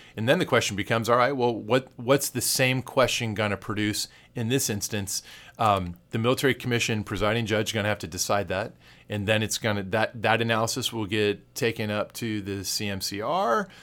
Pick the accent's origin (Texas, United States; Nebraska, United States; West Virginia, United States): Texas, United States; as a Texan